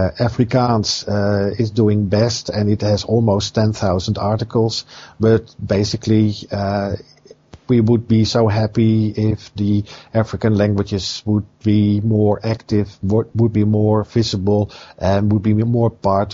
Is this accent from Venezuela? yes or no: no; Netherlands; I'm from the Netherlands